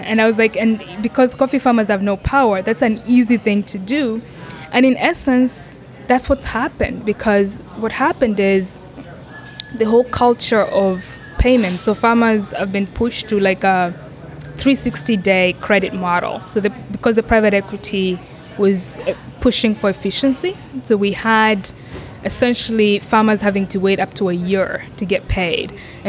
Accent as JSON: {"language": "English", "country": "Kenya", "tie": "born or raised there", "said": "So I grew up in Kenya, and I grew up on a coffee farm. So my grandfather was one of the first Kenyans to grow coffee."}